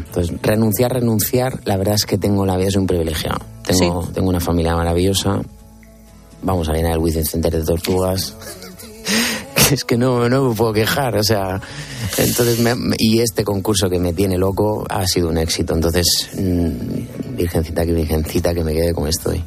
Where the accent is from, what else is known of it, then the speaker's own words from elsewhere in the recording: Region of Murcia, Spain; su murciano favorito